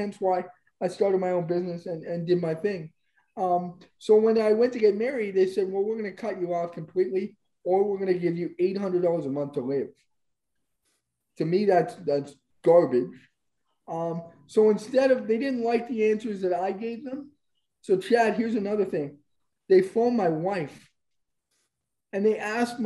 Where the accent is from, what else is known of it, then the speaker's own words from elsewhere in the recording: Canada; I'm born here. I'm a Canadian citizen.